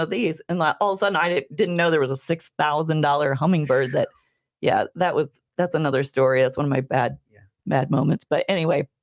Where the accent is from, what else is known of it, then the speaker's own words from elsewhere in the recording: Bethalto, Illinois, United States; And now you're in Bethalto. That's my hometown.